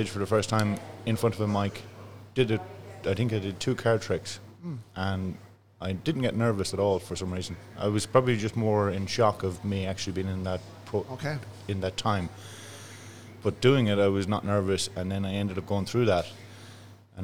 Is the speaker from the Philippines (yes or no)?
no; Athlone, Westmeath, Ireland; I'm from Glenwood, just on the outskirts of Athlone, on the old Dublin Road. So, yeah, I was born and bred in Glenwood.